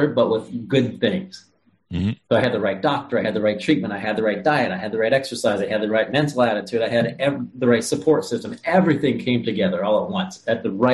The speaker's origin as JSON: {"language": "English", "region": "Ohio", "country": "United States", "tie": "born or raised there", "moved": "yes", "said": "I was born and raised in Ohio, Midwest guy, regular kid"}